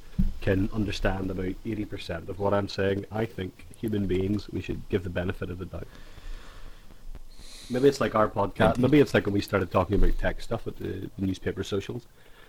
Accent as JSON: {"language": "English", "country": "Ireland", "accent": "Irish", "said": "I forgot to de-Irish. I've done this whole podcast in my normal voice"}